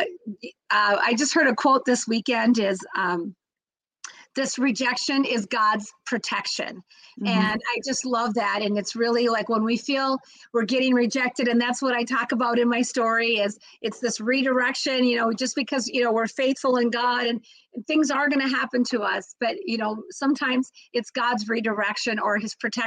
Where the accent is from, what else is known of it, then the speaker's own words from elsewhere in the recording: Minneapolis, Minnesota, United States; I'm from Minneapolis, Minnesota